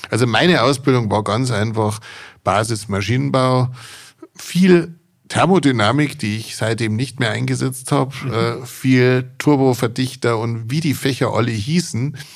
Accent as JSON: {"language": "German", "region": "Bavaria", "country": "Germany"}